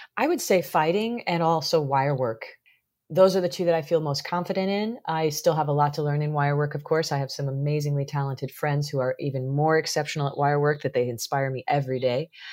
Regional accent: Missouri, United States; growing up in the Midwest in Missouri

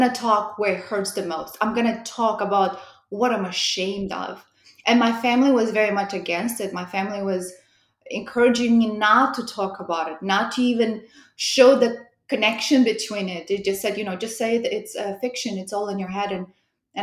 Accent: Moldova; accent: European; moved away as an adult; also born or lived in Romania; now in United States; I'm originally from Republic of Moldova.

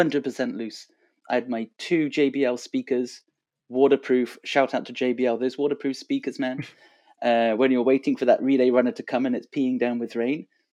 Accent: Montreal, Quebec, Canada; also born or lived in Boston, United States; So I spent 3 years growing up in Boston. I went to high school there. And then fast forward to this weekend, big party at the Cieli new space, Cieli Athletics, here in Montreal, our hometown.

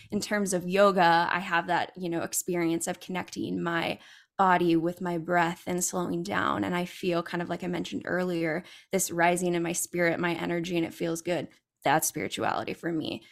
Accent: California, United States; I'm originally from California

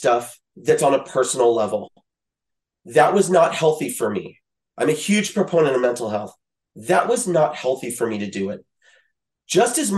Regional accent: Louisiana, United States; also born or lived in Midwest; now in California, United States; I grew up in Louisiana

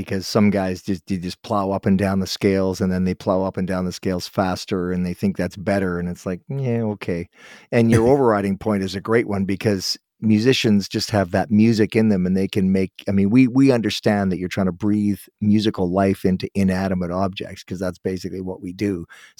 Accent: Guelph, Ontario, Canada; born there; And I was born in Guelph, so my family, my great-grandfather came from England, and he ended up in Brighton, and then they ended up in Guelph, Toronto, then Guelph, so.

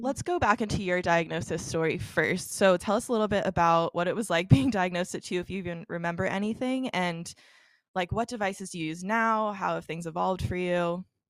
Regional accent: Dallas, Texas, United States; moved away; I'm originally from Dallas

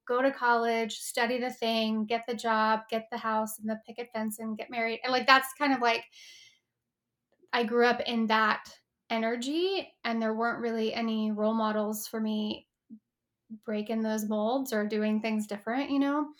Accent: Texas, United States; moved away as an adult; now in Los Angeles, United States; I grew up in Texas in a pretty, like, conservative, you know, um, space

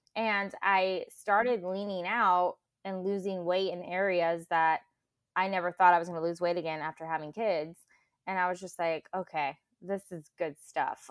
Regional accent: Clovis, California, United States; I'm from Central California, so Clovis

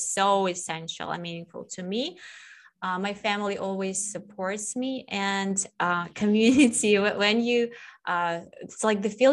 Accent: Russia; now in Kyiv, Ukraine; I'm originally from Russia, from the age of the earth. And I was born in the area where there are 9 months of winter.

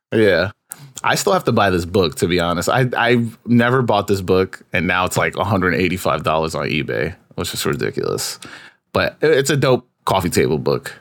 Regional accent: New York, United States; being a New Yorker

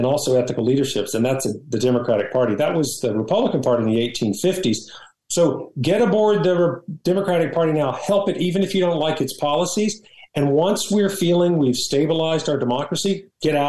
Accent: Nashville, Tennessee, United States; now in San Francisco, United States; I actually was born and raised in Nashville

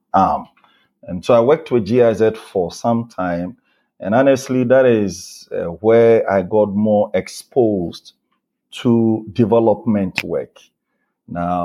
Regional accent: Bolgatanga, Upper East, Ghana; moved away as an adult; I was born in Ghana, specifically in the Upper East region of Ghana, the Bolgatanga, that is the place, that is the name of the place. That's where I was born, that's where I grew up.

